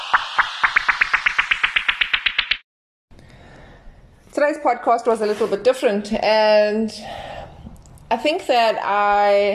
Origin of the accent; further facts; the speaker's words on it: Durban, KwaZulu-Natal, South Africa; I am from South Africa, Durban, South Africa